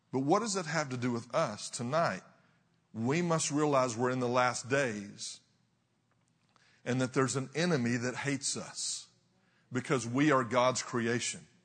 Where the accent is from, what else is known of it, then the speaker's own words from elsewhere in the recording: Texas, United States; I'm from the south. I'm from Texas